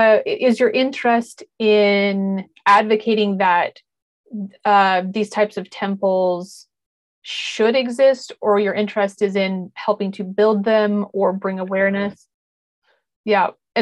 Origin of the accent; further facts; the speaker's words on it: Wyoming, United States; national parks like Yellowstone National Park, where I grew up in Wyoming.